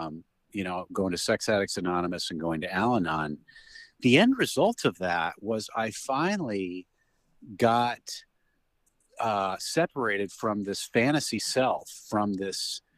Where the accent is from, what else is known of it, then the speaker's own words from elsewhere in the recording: Phoenix, Arizona, United States; I grew up in Phoenix, Arizona.